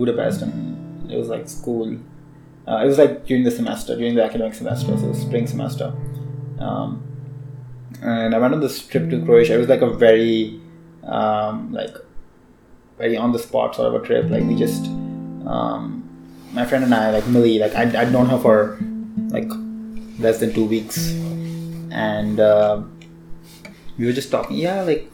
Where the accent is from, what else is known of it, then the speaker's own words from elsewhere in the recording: India; I'm Indian